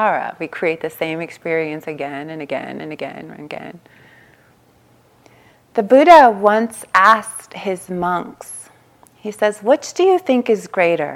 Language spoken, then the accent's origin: English; Long Beach, California, United States; I grew up in East Long Beach, Compton border